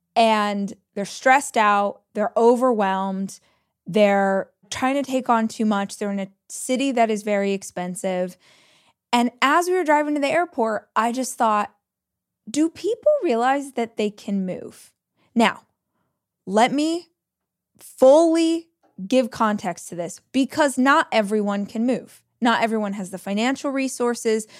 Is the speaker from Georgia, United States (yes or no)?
no; Southern California, United States; moved away as an adult; now in Austin, United States; I moved from Southern California, where I had lived my entire life, to Austin, Texas.